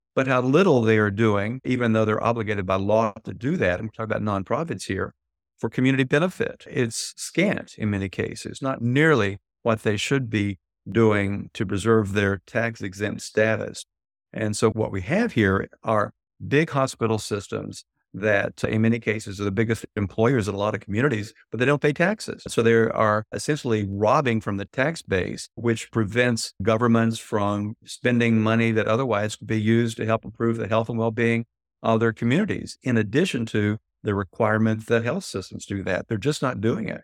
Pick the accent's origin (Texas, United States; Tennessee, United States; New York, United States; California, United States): Tennessee, United States; my home state of Tennessee